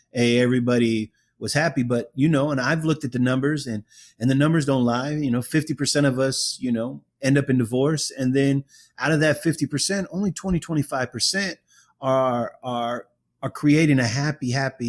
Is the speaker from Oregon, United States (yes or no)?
no; Oakland, California, United States; I'm from Oakland